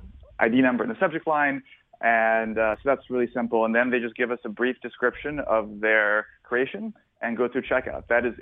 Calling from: South Florida, United States; I'm calling you from sunny South Florida

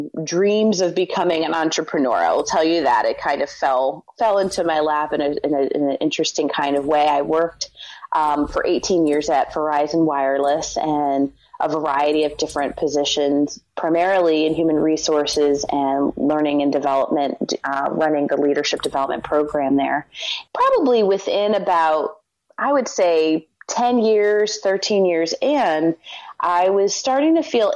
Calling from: Philadelphia, Pennsylvania, United States; I'm calling from Philadelphia, Pennsylvania.

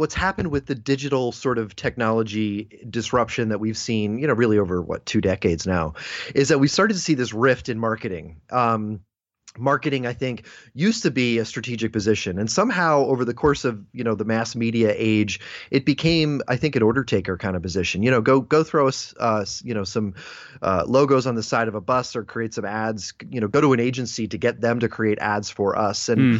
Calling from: Philadelphia, Pennsylvania, United States; I'm coming from Philadelphia, Pennsylvania, here in the US of A.

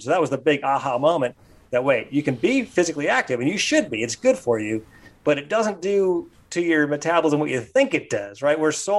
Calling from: Chapel Hill, North Carolina, United States; I'm calling from beautiful Chapel Hill, North Carolina.

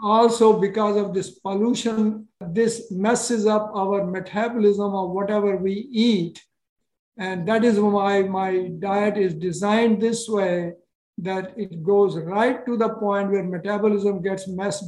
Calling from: Massachusetts, United States; I am calling from Massachusetts, okay. 45 miles west of Boston.

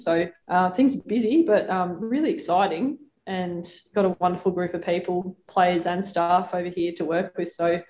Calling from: South Australia, Australia; I'm coming from Kaurna land, and I'd like to acknowledge the traditional owners, past, present and emerging.

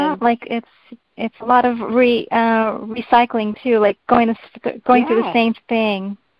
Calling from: California, United States; Hi, Reverend Debbie. This is … from California.

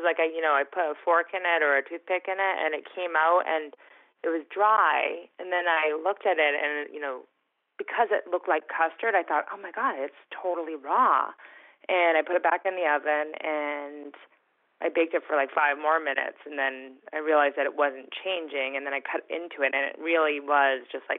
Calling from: Boston, Massachusetts, United States

